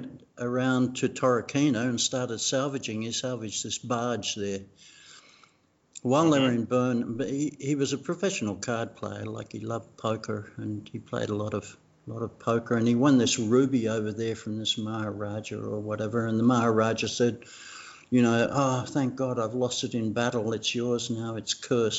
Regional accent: Bougainville, Papua New Guinea; first language Tok Pisin; English is a second language; moved away; I was born on Bougainville

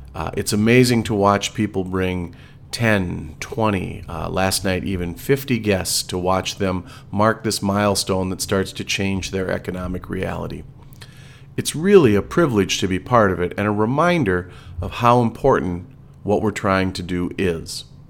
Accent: Wisconsin, United States; We are from Wisconsin

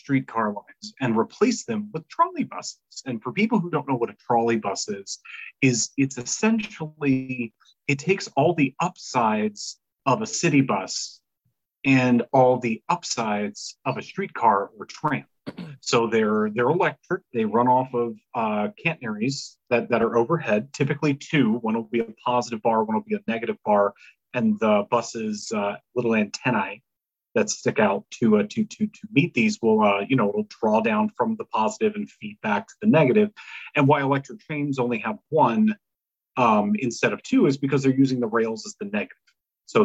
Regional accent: Louisiana, United States; I'm from Louisiana, I'm not from New Orleans.

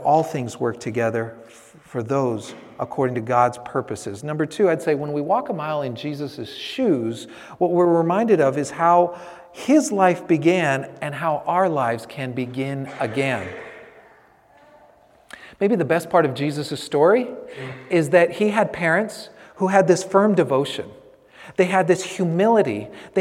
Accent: San Francisco, California, United States; I grew up in San Francisco

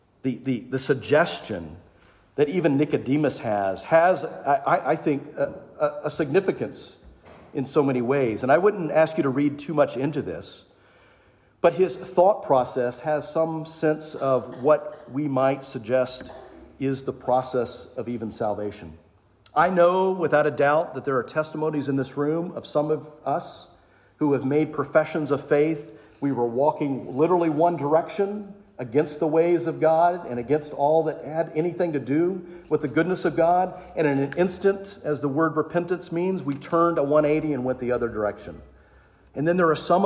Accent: the South, United States; also born or lived in St. Mary's, Georgia; I grew up in the South.

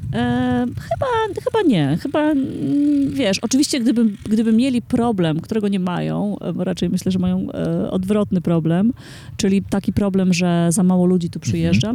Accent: Warmian-Masurian Voivodeship, Poland; now in Warsaw, Poland; jestem z Mazur

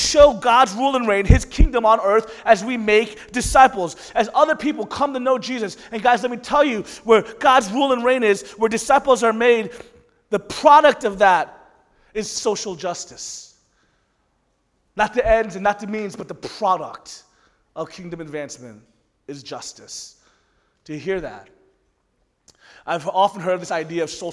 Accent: the South, United States; also born or lived in Orlando; growing up in the South, I actually never went to a Korean church ever

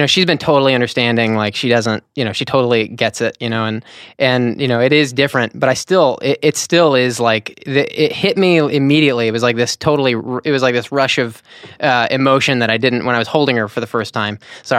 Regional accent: Nashville, Tennessee, United States; Nashville, Tennessee.

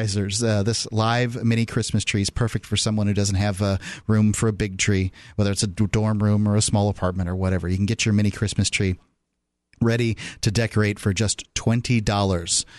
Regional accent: Florida, United States; moved away as an adult; now in New Hampshire, United States; From Florida, where I'm from

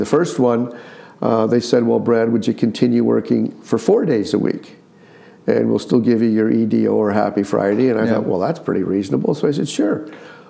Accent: Woodstock, Ontario, Canada; moved away as an adult; now in Petrolia, Canada; I grew up in Woodstock, and my wife, Wendy, her father was the mayor of Woodstock

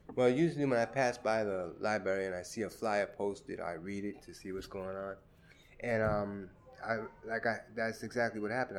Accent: New York City, New York, United States; also born or lived in Red Hook, Brooklyn; since I grew up in Crown Heights, that's where I usually um, played

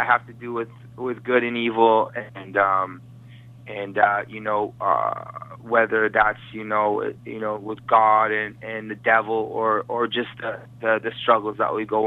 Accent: Vancouver, British Columbia, Canada; I'm from Vancouver, Canada, and I'm a man about town

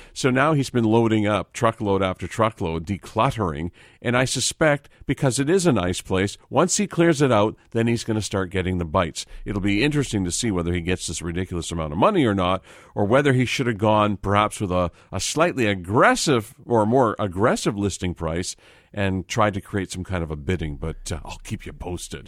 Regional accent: Vancouver, British Columbia, Canada; Growing up in Vancouver

